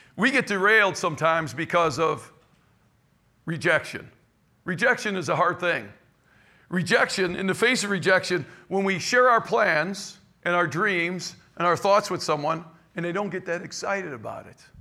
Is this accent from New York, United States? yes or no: no; Cleveland, Ohio, United States; now in St. Louis area, United States; I was raised in Cleveland, Ohio